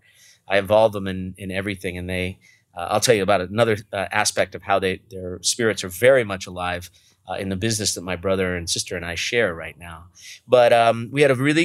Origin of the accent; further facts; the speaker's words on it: Los Angeles, California, United States; I was born in the San Fernando Valley of Los Angeles, suburban, you know, nice Jewish boy from the valley